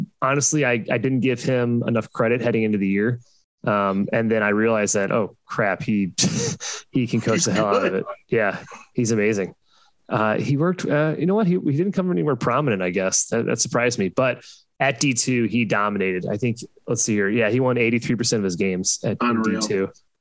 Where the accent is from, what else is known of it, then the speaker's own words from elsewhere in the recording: St. Louis, Missouri, United States; So I grew up in St. Louis. I went to this Arch Madness.